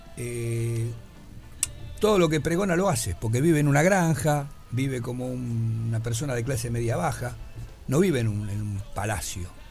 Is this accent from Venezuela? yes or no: no; Buenos Aires, Argentina; also born or lived in Montevideo, Uruguay; yo me crié en Boedo